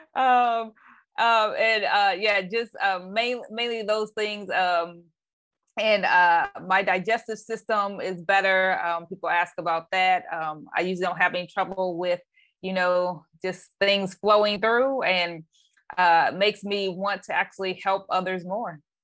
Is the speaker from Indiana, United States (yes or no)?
yes; Anderson, Indiana, United States; now in Bay Area, United States; I am actually originally from um, a city called Anderson, Indiana. Uh, currently, I live in the Bay Area of California.